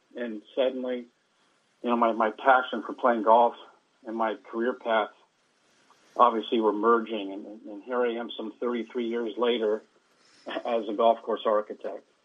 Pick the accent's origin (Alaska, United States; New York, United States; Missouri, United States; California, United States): California, United States; Bay Area; growing up in the Bay Area